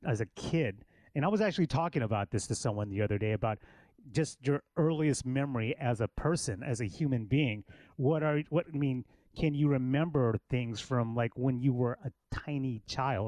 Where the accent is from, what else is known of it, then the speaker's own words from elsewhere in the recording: Killeen, Texas, United States; now in Austin, United States; I grew up in Killeen, which is an hour north of Austin. Well, I'm a military kid, and my dad was in the military.